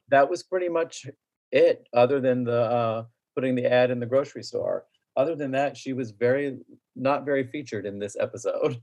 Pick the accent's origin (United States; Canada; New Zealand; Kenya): United States; Tavares, Florida; also born or lived in Winter Park, Florida; grew up in Lake County, Tiberias in particular